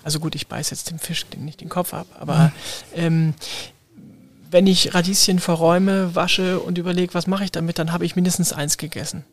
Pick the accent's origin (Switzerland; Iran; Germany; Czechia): Germany; Hamburg; first language German; als Hamburger, als Norddeutscher, als Deutscher